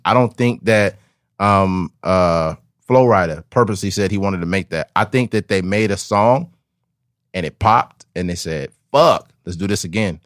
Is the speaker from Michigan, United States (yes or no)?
no; Bakersfield, California, United States; I'm from Bakersfield releasing a podcast